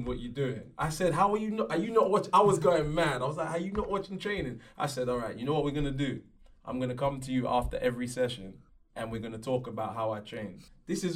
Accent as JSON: {"language": "English", "town": "Leeds", "region": "Yorkshire and the Humber", "country": "United Kingdom", "tie": "born or raised there", "said": "I was actually born in Leeds"}